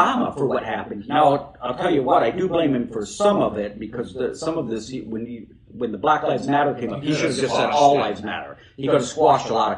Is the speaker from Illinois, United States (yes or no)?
yes; Chicago, Illinois, United States; moved away; I'm from Chicago. And when I lived in Chicago